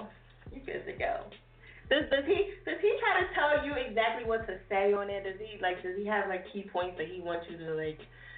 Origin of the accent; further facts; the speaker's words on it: New Jersey, United States; I'm from Jersey, too.